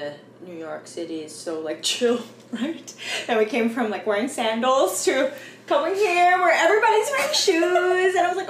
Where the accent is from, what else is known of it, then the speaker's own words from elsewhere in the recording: Philippines; Cause I feel like growing up, I felt kind of, I know it's sad to say this, but I was like ashamed being Filipino.